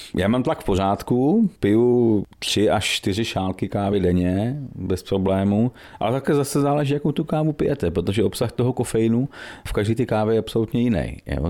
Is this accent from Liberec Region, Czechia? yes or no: no; Medlešice, Pardubice Region, Czechia; also born or lived in Chrudim; my jsme Medlešáci, eh, původně teda pak Dubáci a Chrodimáci, přítelkyní, ale jsme z Medlešic, bydlíme v Medlešicích už, už hrozně dlouho